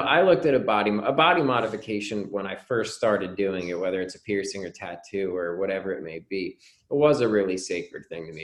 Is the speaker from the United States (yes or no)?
yes; New Jersey, United States; I grew up in New Jersey